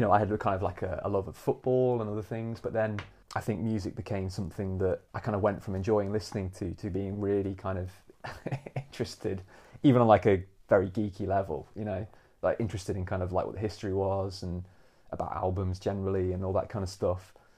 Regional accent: Nottingham, East Midlands, United Kingdom; moved away as an adult; also born or lived in London; now in St Albans, United Kingdom; I'm from Nottingham originally, so from the East Midlands

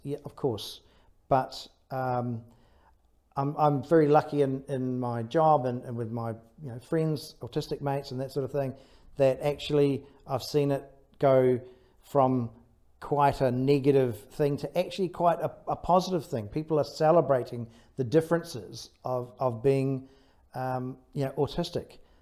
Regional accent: Taranaki, New Zealand; I was brought up in Taranaki, so brought up by the sea

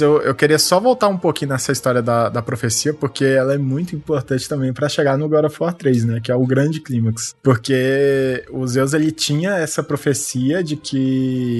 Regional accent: Brazil; eu sou brasileiro

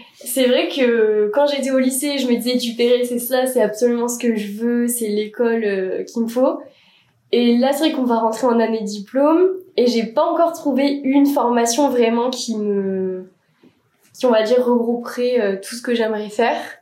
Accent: Bordeaux, Nouvelle-Aquitaine, France; moved away as an adult; now in Paris, France; je viens de Bordeaux

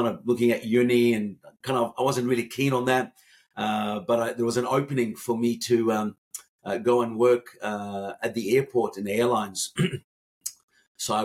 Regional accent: Cairo, Cairo Governorate, Egypt; moved away as an adult; now in Melbourne, Australia; I come from an Egyptian background, born and raised. I was born in 1965 in Cairo

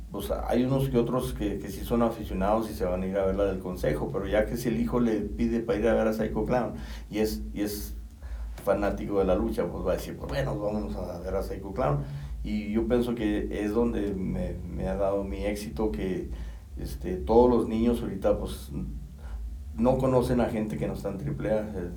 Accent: Río Grande, Zacatecas, Mexico; soy originario de Río Grande

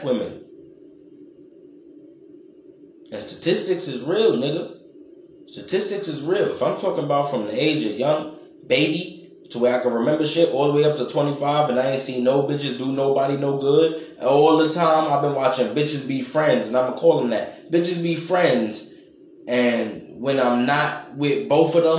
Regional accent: New York, United States; I'm from New York

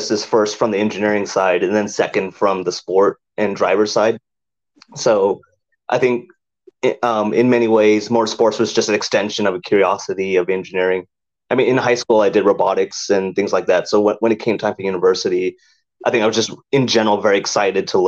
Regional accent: Southern California, United States; moved away as an adult; now in United Kingdom; the area I grew up in Southern California was like, it's historically very famous for drag racing

